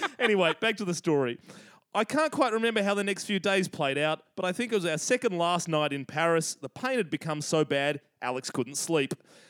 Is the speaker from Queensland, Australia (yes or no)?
no; Sydney, New South Wales, Australia; because we're white and from the North Shore. Which, for any of our overseas listeners, the North Shore of Sydney, Australia is an incredibly waspy environment, very affluent, but yes, also very white.